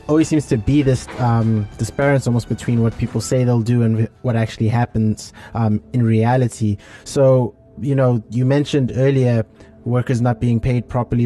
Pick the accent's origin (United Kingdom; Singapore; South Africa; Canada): South Africa; I'm from South Africa